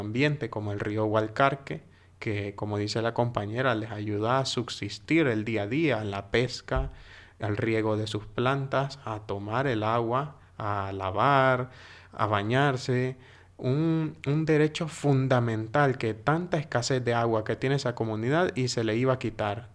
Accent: Honduras; moved away; yo como hondureño

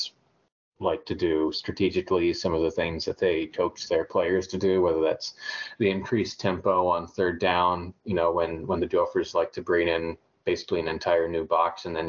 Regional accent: Texas, United States; moved away; growing up in Texas

